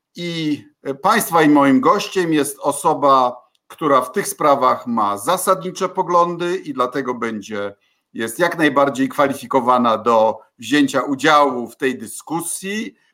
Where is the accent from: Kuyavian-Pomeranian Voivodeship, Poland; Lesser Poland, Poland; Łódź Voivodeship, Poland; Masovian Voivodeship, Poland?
Kuyavian-Pomeranian Voivodeship, Poland; u nas w Kujawsko-Pomorskim